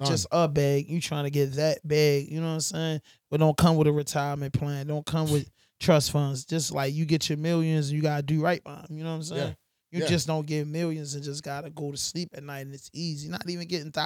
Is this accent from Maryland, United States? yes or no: yes; Baltimore, Maryland, United States; we come from Baltimore and we come from, you know, the urban community